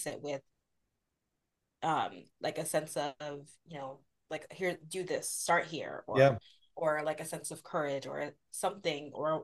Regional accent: United States; being the daughter of Nigerian immigrants and having that experience of being Nigerian but also being American

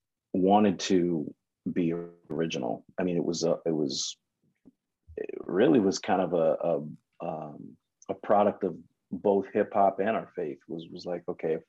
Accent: Michigan, United States; now in Southern California, United States; Not originally, but okay. here is home. I was born in Michigan

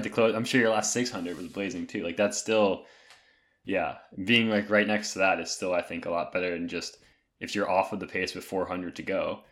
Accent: North Carolina, United States; growing up in North Carolina

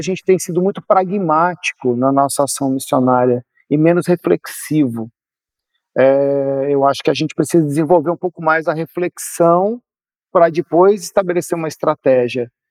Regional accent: Brazil; estou nos incluindo como brasileiros

